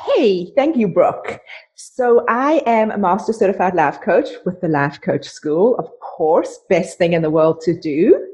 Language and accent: English; South Africa; moved away as an adult; now in Canada; I was raised in South Africa